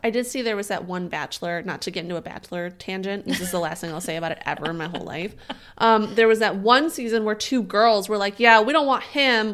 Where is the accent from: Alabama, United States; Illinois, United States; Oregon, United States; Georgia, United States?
Illinois, United States; Chicago; I'm from the Chicago area